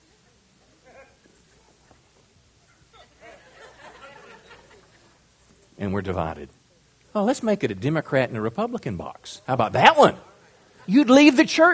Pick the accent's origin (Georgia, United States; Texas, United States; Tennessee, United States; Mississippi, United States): Mississippi, United States; moved away; I'm from Mississippi